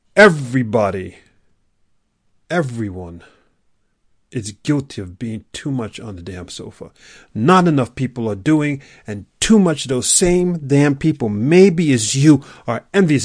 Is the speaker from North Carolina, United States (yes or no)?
no; New York City, New York, United States; I grew up in New York City